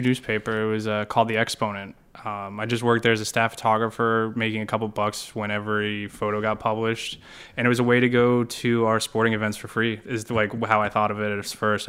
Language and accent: English; Hollis, New Hampshire, United States; moved away as an adult; also born or lived in Purdue University, Indiana / Boston; I grew up, uh, in Southern New Hampshire in a small, uh, kinda town called Hollis